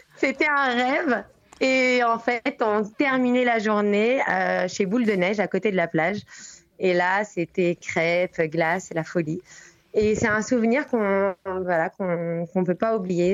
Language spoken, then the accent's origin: French; Martinique; now in Tel Aviv, Israel; on a grandi en Martinique